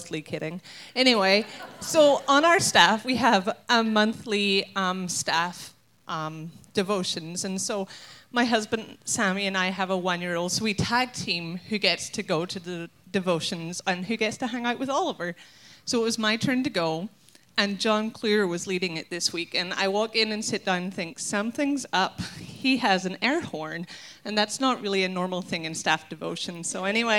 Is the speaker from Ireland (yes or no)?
yes; Ireland; now in Minnesota, United States; I'm not American. And so I'm going to embrace the Irishness inside of me